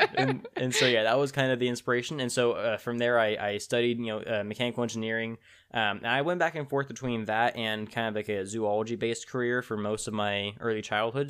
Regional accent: Tulare, California, United States; also born or lived in Tipton, California; I was born and raised in a small town in central California called Tulare

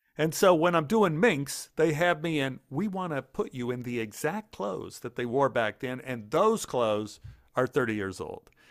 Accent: Dallas, Texas, United States; I grew up in Oak Cliff

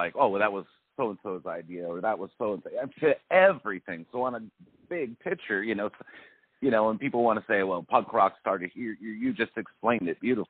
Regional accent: Long Beach, California, United States; moved away as an adult; also born or lived in Arizona; now in Austin, United States; I grew up in Long Beach.

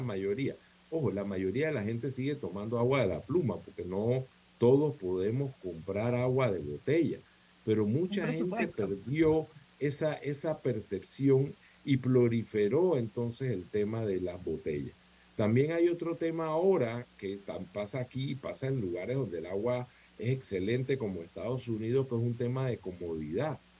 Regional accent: Colón, Panama; yo soy de Colón, yo crecí en Colón eh, desde niño

